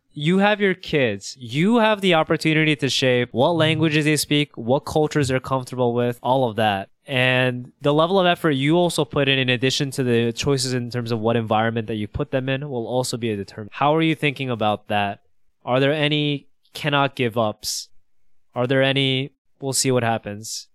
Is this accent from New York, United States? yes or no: yes; New York, United States; growing up in New York, I would call myself Korean